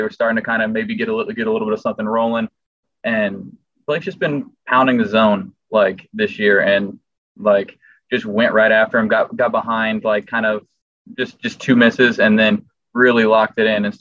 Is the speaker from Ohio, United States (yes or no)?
no; Southern California, United States; growing up in Southern California